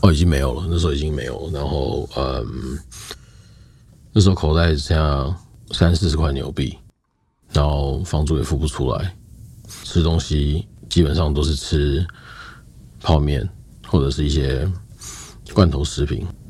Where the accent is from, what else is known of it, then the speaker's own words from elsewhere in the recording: Taiwan; moved away as an adult; also born or lived in New Zealand / Australia; 我们这一代的台湾人